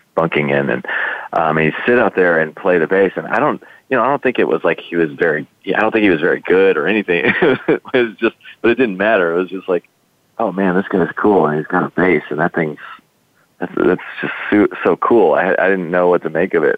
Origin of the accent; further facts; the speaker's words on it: Texas, United States; I grew up in Texas